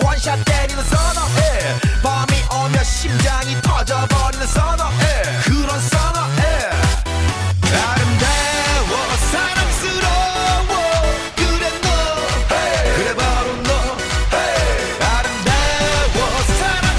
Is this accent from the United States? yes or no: no; United Kingdom; now in Dubai, United Arab Emirates; that's from my home country